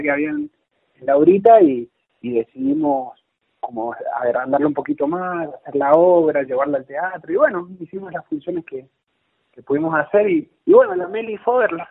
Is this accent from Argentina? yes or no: yes; Rivadavia, Argentina; yo soy de Rivadavia